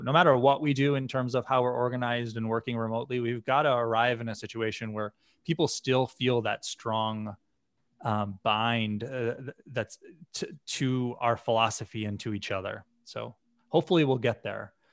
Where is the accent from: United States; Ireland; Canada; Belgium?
United States; Western Massachusetts; I grew up in a small town in Western Massachusetts